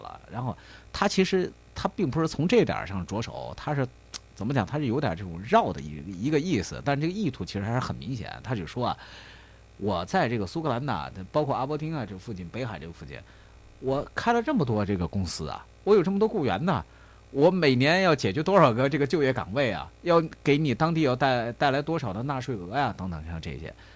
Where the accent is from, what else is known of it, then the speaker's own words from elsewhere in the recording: China; 我们中国人